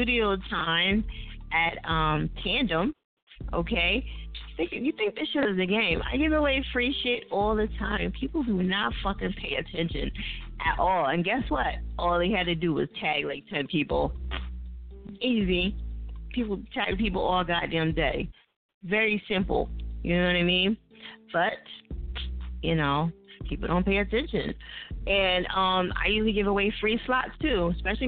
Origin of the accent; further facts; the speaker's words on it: New Jersey, United States; my home state is Jersey